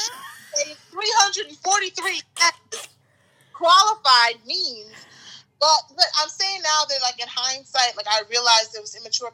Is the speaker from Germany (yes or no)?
no; Bahamas; moved away as an adult; I'm from the Bahamas. And I was here on a student visa.